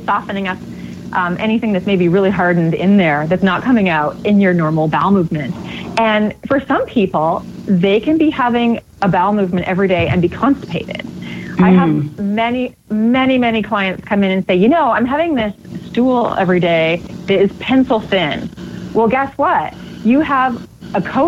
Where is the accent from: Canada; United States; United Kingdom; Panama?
Canada; I grew up in Canada